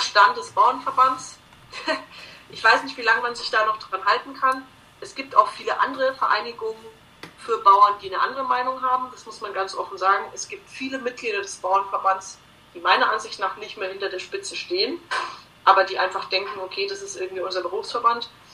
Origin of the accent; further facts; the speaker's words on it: Bavaria, Germany; bei uns in Bayern